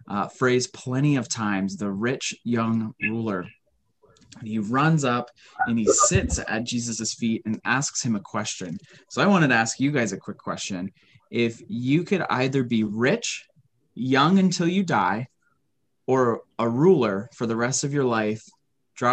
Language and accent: English; United States; we are all American.